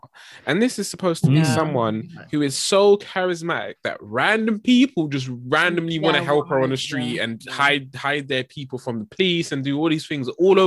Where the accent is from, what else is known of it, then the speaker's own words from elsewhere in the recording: England, United Kingdom; being English